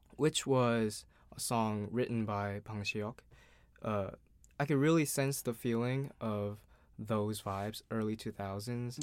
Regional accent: Seoul, South Korea; I'm an artist from Seoul, South Korea

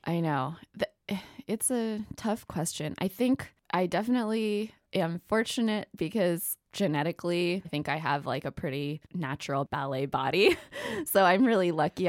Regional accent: Ketchum, Idaho, United States; I am from Ketchum, Idaho. It's where the Sun Valley Ski Resort is. Really small town

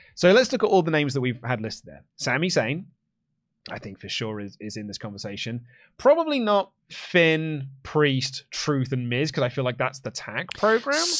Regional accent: England, United Kingdom; I'm English

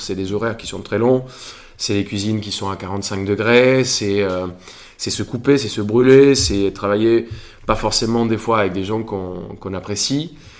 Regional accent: Colombia; moved away as an adult; now in Paris, France; quand je suis parti de Colombie

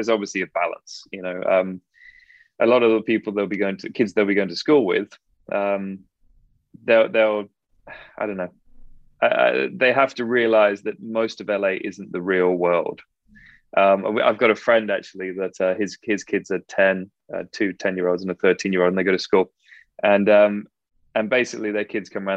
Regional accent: Frome, South West England, United Kingdom; moved away as an adult; now in California, United States; I'm a country bumpkin. I'm from Somerset, and it's stunning down there

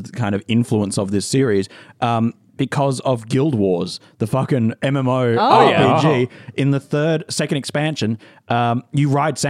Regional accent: Scotland, United Kingdom; As a Scot

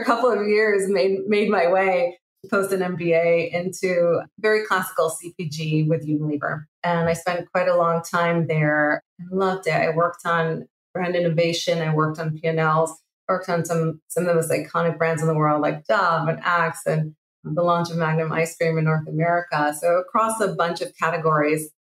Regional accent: Israel; moved away as an adult; I'm originally from Israel

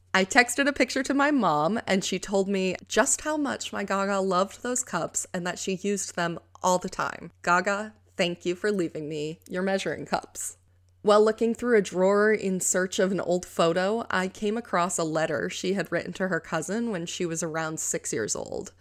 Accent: New York, United States; moved away as an adult; also born or lived in Colorado; I recently moved from Colorado back to my home state of New York

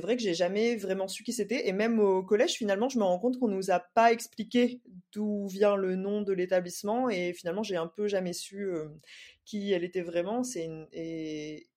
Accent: Saint-Denis, Réunion, France; si on est de Saint-Denis en tout cas, moi c'est mon cas

